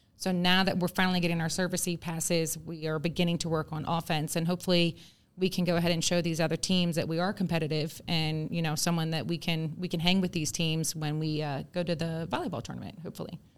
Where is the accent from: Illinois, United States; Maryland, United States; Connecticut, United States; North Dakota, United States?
Maryland, United States; Calvert County; moved away as an adult; now in Georgia, United States; I am born and raised in Calvert County, Maryland